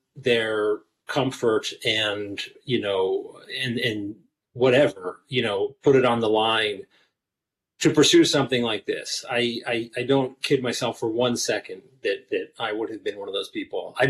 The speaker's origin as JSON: {"language": "English", "town": "Philadelphia", "region": "Pennsylvania", "country": "United States", "tie": "born or raised there", "said": "I grew up in Philly"}